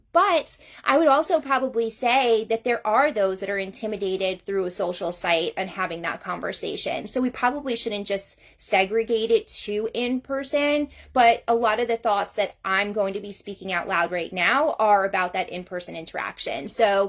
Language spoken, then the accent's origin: English; Georgia, United States; I'm from North Georgia area.